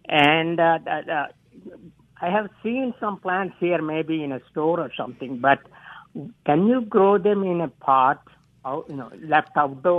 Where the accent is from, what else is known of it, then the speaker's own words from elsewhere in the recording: India; now in Vicksburg, United States; I grew up in India